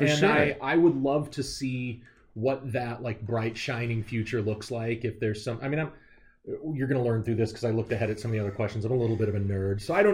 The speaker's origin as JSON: {"language": "English", "town": "Liberty", "region": "Missouri", "country": "United States", "tie": "born or raised there", "also_born_or_lived": "York County, Pennsylvania", "moved": "yes", "lives_now": "York, United States", "said": "I'm from Liberty, but really I'm from Kansas City."}